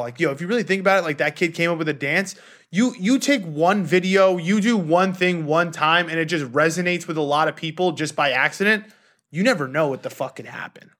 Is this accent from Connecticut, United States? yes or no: no; New York, United States; growing up in New York